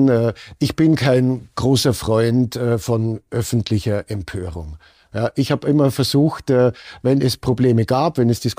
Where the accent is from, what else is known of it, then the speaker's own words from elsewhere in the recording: Germany; now in Austria; Regeln in Österreich, sind nicht so streng ausgelegt worden wie in anderen Ländern, zum Beispiel in meiner Heimat Deutschland.